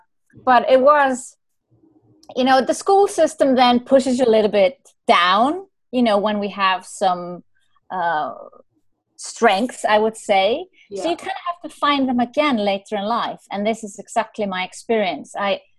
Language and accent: English; Ireland; I'm Irish, you know, what do you call it in the horoscope?